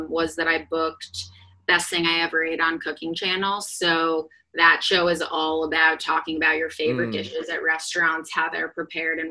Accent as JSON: {"language": "English", "region": "Midwest", "country": "United States", "said": "I'm from the Midwest"}